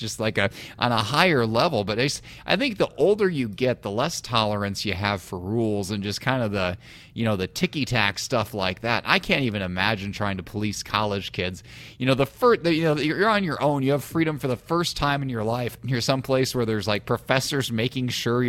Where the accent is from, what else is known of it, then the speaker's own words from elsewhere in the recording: Illinois, United States; moved away; I grew up in Illinois where the liquor stores have drive-throughs